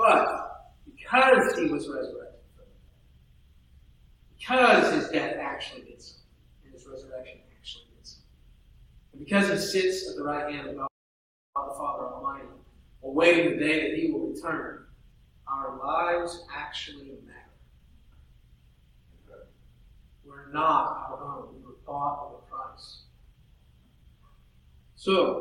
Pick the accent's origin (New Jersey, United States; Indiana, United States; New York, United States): Indiana, United States; near Tippecanoe Valley; moved away; in my hometown, it was the Tippecanoe Valley Vikings, right? They were just about 10 miles from my house